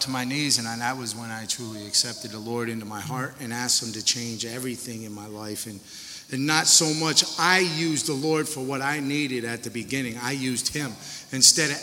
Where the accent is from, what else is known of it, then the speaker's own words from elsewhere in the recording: Connecticut, United States; moved away as an adult; I'm a junkie from Connecticut